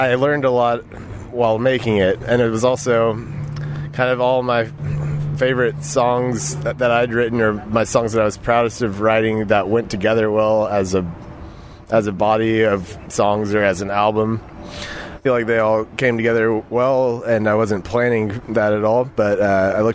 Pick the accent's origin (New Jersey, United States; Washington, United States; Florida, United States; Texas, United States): Texas, United States; Austin; also born or lived in New York; I'm a songwriter from Austin